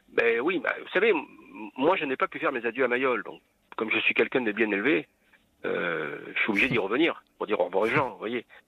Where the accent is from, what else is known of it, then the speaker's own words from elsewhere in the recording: Toulon, Provence-Alpes-Côte d'Azur, France; also born or lived in Ollioules; je suis né à Toulon, enfin, à Olioul, hein, donc j'y ai vécu trois jours